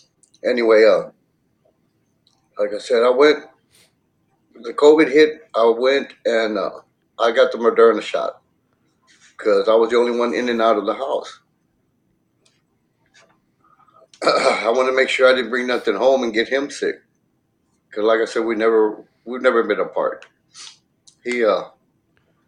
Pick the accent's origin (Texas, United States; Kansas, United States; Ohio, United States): Texas, United States; Edinburg; I'm from Edinburgh, Texas